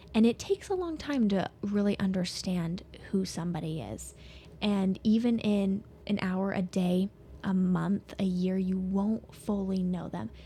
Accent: Soda Springs, Idaho, United States; also born or lived in Pocatello, Idaho; born and raised in Soda Springs

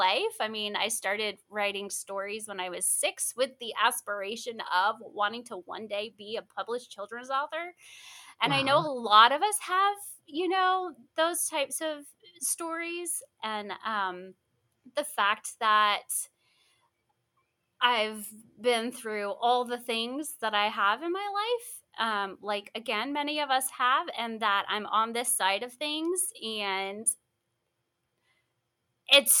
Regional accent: Florida, United States; I grew up in Florida

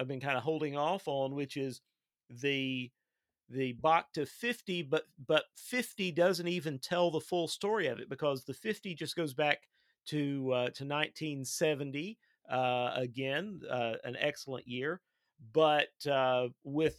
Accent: Eastern Kentucky, United States; I'm a real live hillbilly. I grew up in Eastern Kentucky

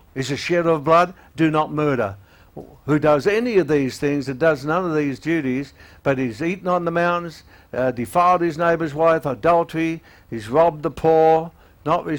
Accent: Australia; also born or lived in Melbourne; being an Australian

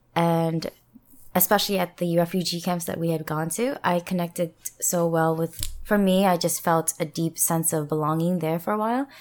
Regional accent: New Jersey, United States; moved away as an adult; also born or lived in Philadelphia / US West Coast; now in South Korea; hometown is in New Jersey

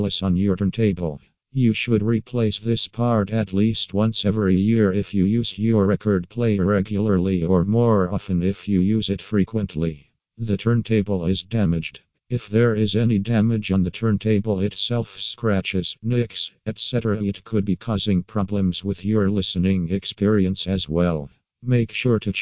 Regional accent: Ukraine; from Ukraine.

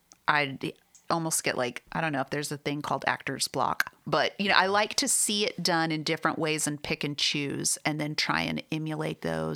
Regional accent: Arizona, United States; From Arizona. Sunshine.

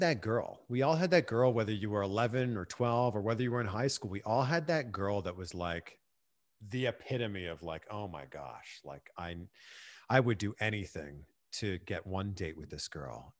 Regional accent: Pickering, Ontario, Canada; moved away as an adult; also born or lived in Vancouver / Cleveland / Miami / Fort Lauderdale; now in Los Angeles, United States; I'm originally from Pickering

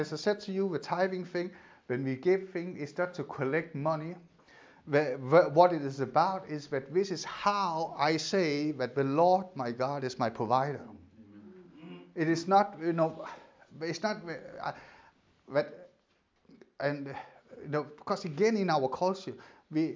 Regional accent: Denmark; moved away; my part of Denmark

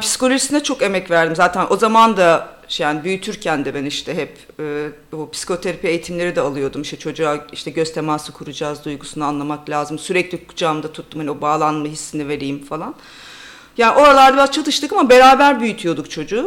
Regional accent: Bolu, Bolu Province, Turkey; moved away as an adult; also born or lived in Ankara / Durham, United Kingdom; now in London, United Kingdom; Türkiye'de Bolu'da büyüdüm, Ankara'da okudum

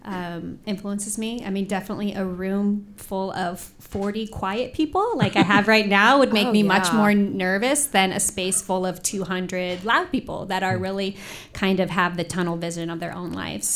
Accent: Indianapolis, Indiana, United States; also born or lived in Bloomington; I was born at St. Vincent's Hospital on the north side. And I grew up on the Spring Mill Road area

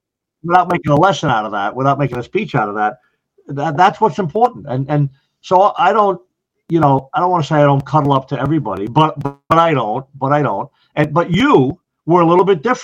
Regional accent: Long Island, New York, United States; moved away as an adult; also born or lived in Ocala, Florida; now in Orange County, New York, United States; When I grew up in Long Island, I was in the volunteers

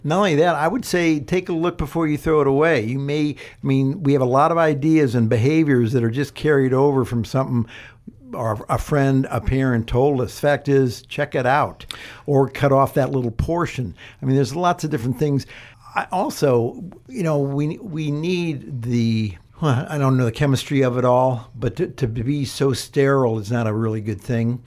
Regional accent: Ohio, United States; moved away; I'm from Ohio

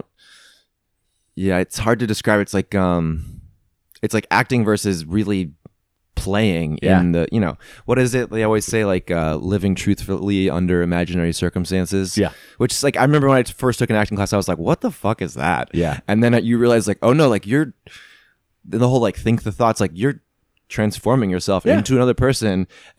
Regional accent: Missouri, United States; I'm from the Midwest, Missouri.

